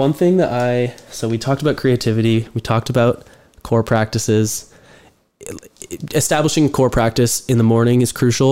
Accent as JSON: {"language": "English", "town": "Mercer Island", "region": "Washington", "country": "United States", "tie": "born or raised there", "said": "Will and I, growing up in the Mercer Island basketball system"}